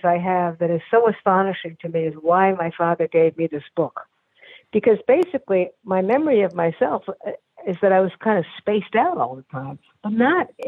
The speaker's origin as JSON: {"language": "English", "town": "New York City", "region": "New York", "country": "United States", "tie": "born or raised there", "said": "I was born in New York Hospital, and I grew up on East 23rd Street between 2nd and 3rd Avenues."}